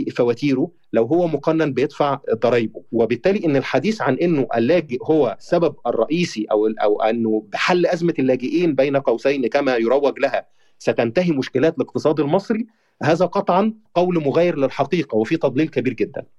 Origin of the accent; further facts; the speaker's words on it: Egypt; انا كمواطن مصري